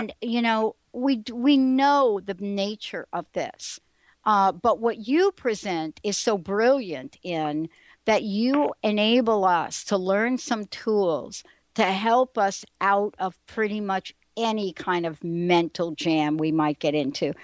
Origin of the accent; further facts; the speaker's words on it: New York City, New York, United States; I'm a girl from the Bronx. I grew up in the projects